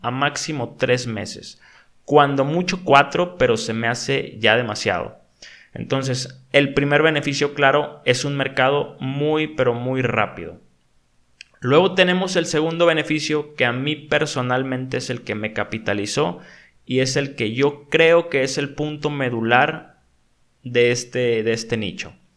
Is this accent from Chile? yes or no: no; Mexico; en mi país